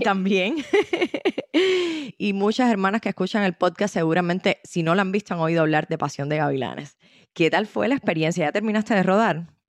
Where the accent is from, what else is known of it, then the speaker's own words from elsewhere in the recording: Cuba; a las cubanas y a los cubanos nos identifican